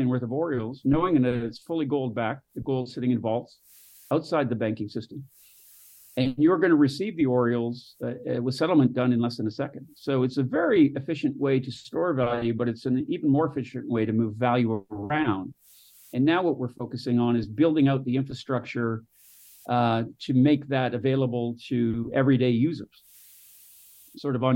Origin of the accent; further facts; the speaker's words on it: Canada; moved away; also born or lived in Northern California / Southern California; where I was born in Canada